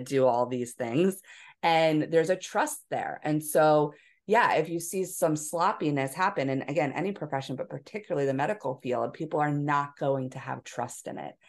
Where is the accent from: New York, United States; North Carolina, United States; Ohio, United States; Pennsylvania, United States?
Pennsylvania, United States; Philadelphia; moved away; also born or lived in Hawaii; I was from Philadelphia